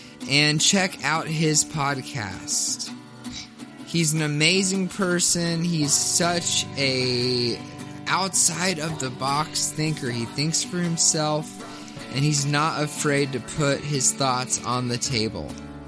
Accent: Kentucky, United States; I'm from Kentucky

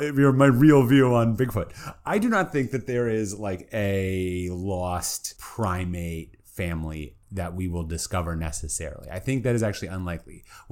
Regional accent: Minneapolis, Minnesota, United States; I was born in Minnesota. I moved around, but I ended up back in Minneapolis when I was like 10. So growing up, as I became a young teen

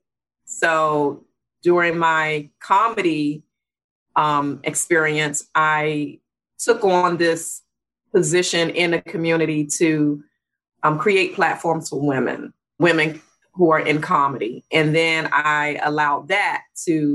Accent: Washington, District of Columbia, United States; I grew up in Washington, D.C. I'm a real Washingtonian, been here all my life

